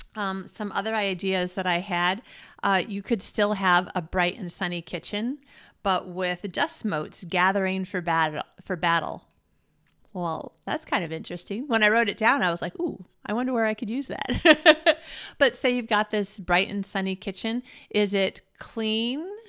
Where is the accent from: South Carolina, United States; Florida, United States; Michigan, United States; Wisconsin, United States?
Michigan, United States; growing up in Michigan where we had lots of thunderstorms and snowstorms